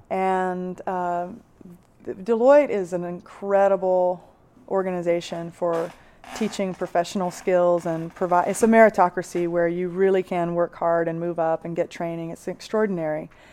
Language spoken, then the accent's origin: English; Six Mile, South Carolina, United States; moved away as an adult; also born or lived in Moscow; I grew up in a town in South Carolina called Six Mile